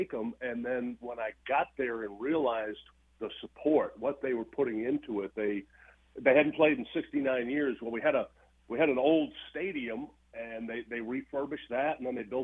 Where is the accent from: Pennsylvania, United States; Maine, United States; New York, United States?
Maine, United States; Madison; moved away as an adult; also born or lived in Boston, Massachusetts; now in Cookeville, United States; that's what I grew up, that area, that place, Madison, Maine, just small community